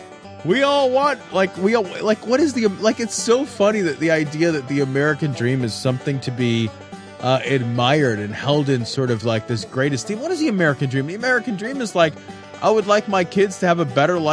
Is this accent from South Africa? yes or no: no; Canada; We don't fucking know any better. We're Canadian.